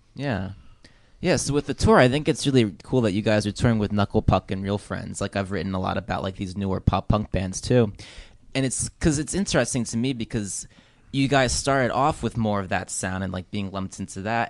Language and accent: English; New Jersey, United States; I grew up in Jersey when it's, like, not a, like a, just a very ordinary public school.